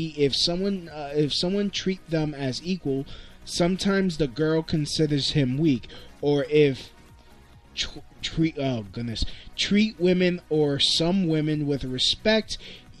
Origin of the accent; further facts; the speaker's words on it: New York City, New York, United States; growing up in Brooklyn